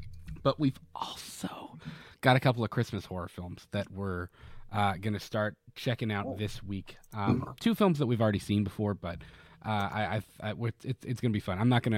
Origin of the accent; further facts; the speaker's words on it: Florida, United States; now in Kentucky, United States; I will speak bad on my home state. Florida is full of crackheads.